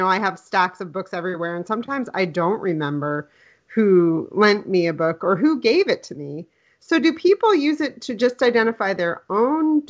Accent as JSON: {"language": "English", "town": "Yellow Springs", "region": "Ohio", "country": "United States", "tie": "born or raised there", "moved": "yes", "lives_now": "Connecticut, United States", "said": "I was born and raised in Yellow Springs"}